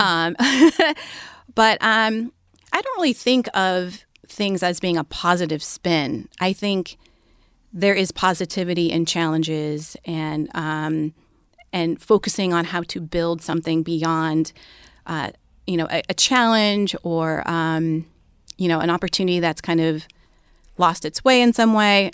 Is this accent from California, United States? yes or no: yes; Bay Area, California, United States; they moved out to California, the Bay Area. They quickly dropped that whole hippie thing and had, um, a bunch of kids and stuff. But they raised my siblings